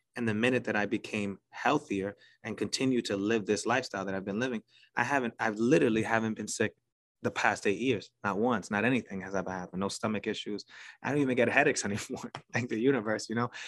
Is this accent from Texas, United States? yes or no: no; New York City, New York, United States; accent: New York; I'm from New York City. You could probably tell by the accent